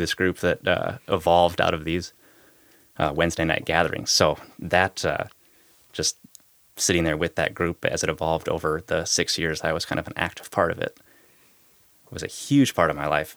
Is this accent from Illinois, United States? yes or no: no; Minnesota, United States; moved away as an adult; also born or lived in Tacoma, Washington; now in Boston, United States; growing up in Minnesota